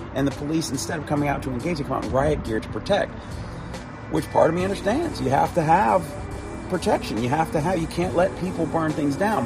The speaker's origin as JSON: {"language": "English", "town": "Chicago", "region": "Illinois", "country": "United States", "tie": "born or raised there", "also_born_or_lived": "South Carolina", "moved": "as an adult", "said": "when I was living in South Carolina after growing up in Chicago"}